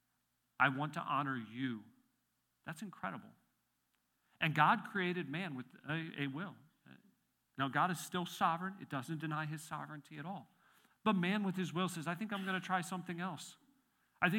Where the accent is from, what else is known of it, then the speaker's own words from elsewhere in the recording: Illinois, United States; moved away as an adult; also born or lived in Chester County, Pennsylvania; now in Pennsylvania, United States; I was born and raised in Illinois until I turned 22, and I've lived in Pennsylvania for the rest of my time.